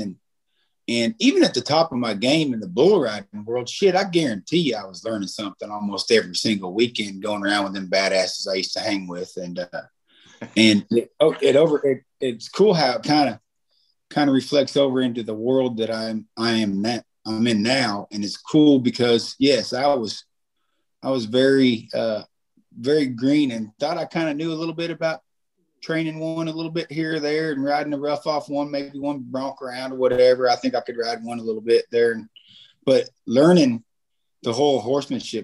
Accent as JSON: {"language": "English", "town": "Molalla", "region": "Oregon", "country": "United States", "tie": "born or raised there", "moved": "yes", "lives_now": "Texas, United States", "said": "we grew up in Malala, Oregon"}